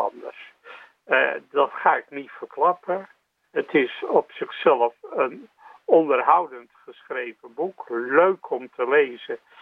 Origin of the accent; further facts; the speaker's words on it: Rotterdam, South Holland, Netherlands; Ik ben Rotterdammer van geboorte